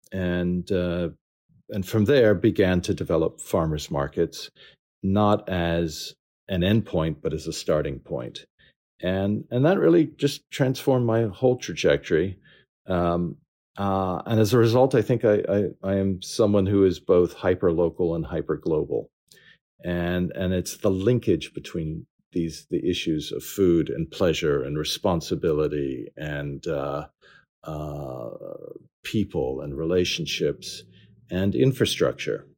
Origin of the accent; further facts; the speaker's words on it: New Orleans, Louisiana, United States; moved away; I grew up in New Orleans